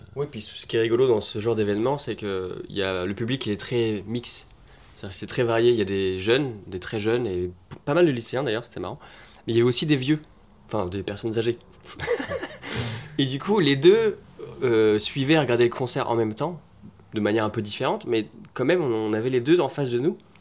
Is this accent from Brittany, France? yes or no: yes; Rennes, Brittany, France; On est potes d'enfance, on vient de Rennes à la base